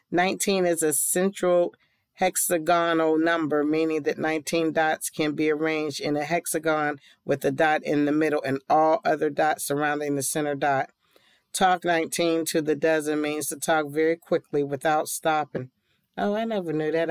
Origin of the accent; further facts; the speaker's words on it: Pittsburgh, Pennsylvania, United States; I'm from Pittsburgh and a Steeler fan